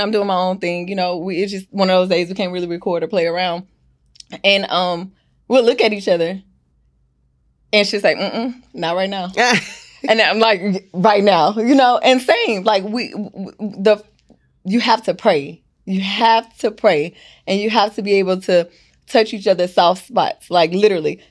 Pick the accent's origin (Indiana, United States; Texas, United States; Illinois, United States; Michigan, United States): Texas, United States; Houston; also born or lived in Louisiana; I've lived here all my life.